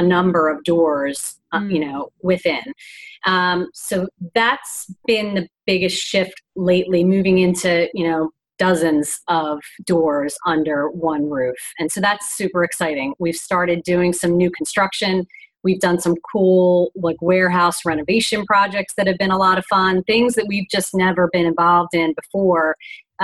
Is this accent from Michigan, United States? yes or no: no; Philadelphia, Pennsylvania, United States; also born or lived in Florida; we're from Philly